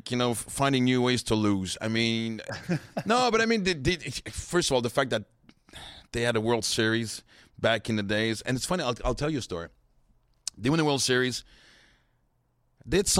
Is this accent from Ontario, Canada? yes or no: no; Montreal, Quebec, Canada; "Yeah, I have some kind of accent. Where are you from?" And I go, "Montreal,"